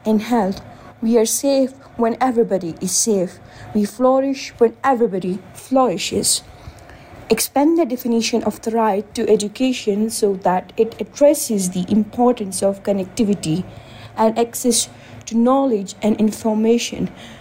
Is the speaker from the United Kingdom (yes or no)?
no; Pakistan; I am from Pakistan